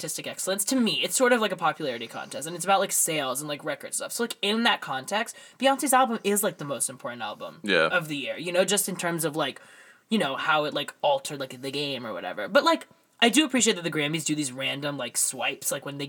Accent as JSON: {"language": "English", "country": "United Kingdom", "said": "As a British vocalist. There's only going to be one, and now he took it."}